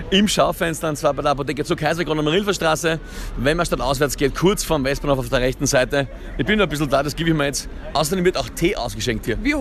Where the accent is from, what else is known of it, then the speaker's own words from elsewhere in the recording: St. Pölten, Lower Austria, Austria; Ich bin aus St. Pölten und habe mir gedacht, ich muss mir das anschauen, kurz, ja